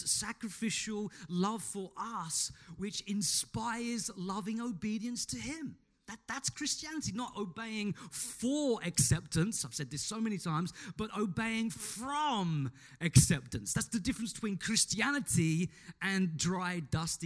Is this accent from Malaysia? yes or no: no; Australia; we are Australian citizens